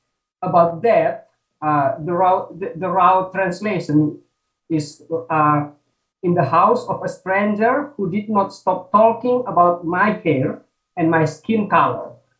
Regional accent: Timor, East Nusa Tenggara, Indonesia; moved away; also born or lived in Java; I grew up in Timor, but then I go to study in Java

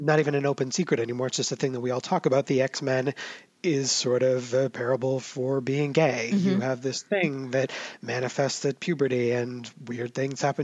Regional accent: United States; we in the States

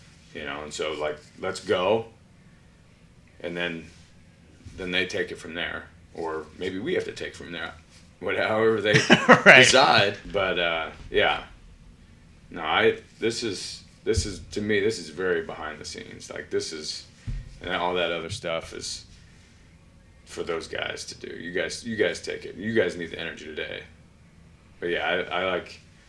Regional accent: Colorado, United States; moved away; I grew up in Colorado.

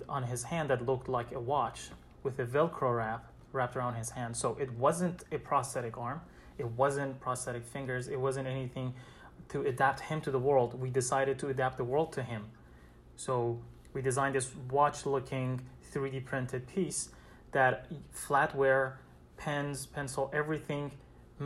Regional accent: Iran; moved away as an adult; now in New York City, United States; I'm originally from Iran. I came to the States 5 years ago to continue my study

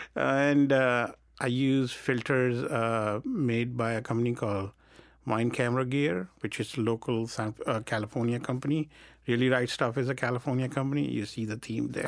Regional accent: India; moved away; I grew up in India, which is so hot

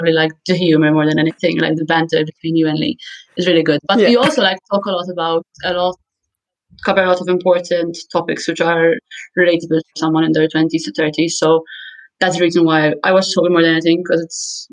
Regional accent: Malta; also born or lived in Scotland; I'm from Malta, in case anyone doesn't know where that is. It's in Europe, it's right below Sicily, and we're a tiny island. I'm 27, I've lived here my whole life

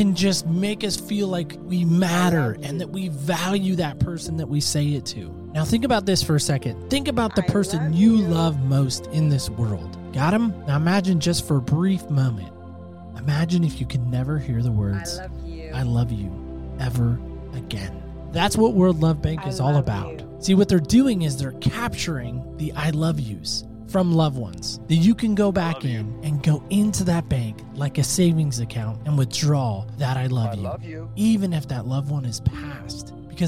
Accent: Camp Lejeune, North Carolina, United States; born there; So I was born in this little community of Camp Lejeune, North Carolina.

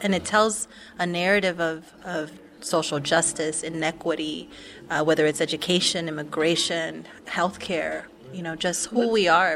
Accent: Los Angeles, California, United States; as a young Chicana growing up in East

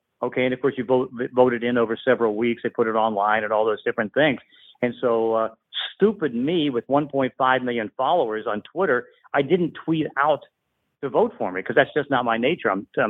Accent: Braddock, Pennsylvania, United States; I grew up in Braddock, Pennsylvania, which is, you know, kind of a ghetto type of town in the steel mill area. And so I grew up on funk.

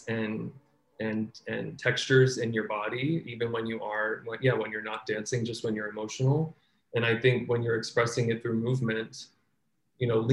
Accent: Virginia Beach, Virginia, United States; moved away as an adult; also born or lived in New York / Brooklyn, New York; now in Seattle, United States; I'm from Virginia Beach, Virginia, so trained there

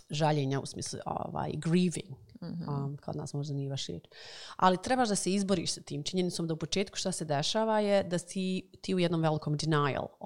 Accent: Bosnia & Herzegovina; moved away as an adult; also born or lived in United States

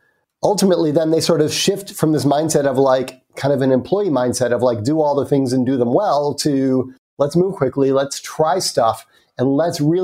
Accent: United States; accent: American; So you can probably tell from my accent, I'm American.

